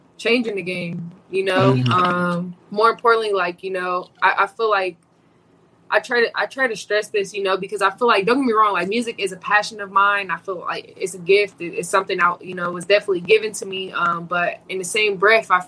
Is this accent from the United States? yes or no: yes; Indiana, United States; moved away as an adult; now in Arizona, United States; I'm from Indiana. There's no ocean